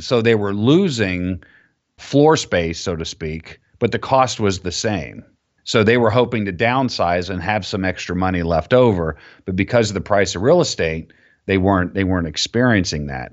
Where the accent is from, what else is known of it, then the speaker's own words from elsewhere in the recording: Florida, United States; I grew up down in Florida